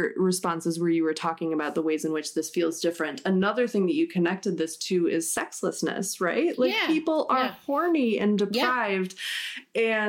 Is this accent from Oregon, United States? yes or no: no; Minneapolis suburbs, Minnesota, United States; moved away; I'm from the Twin Cities originally. Mm. I'm from the Minneapolis suburbs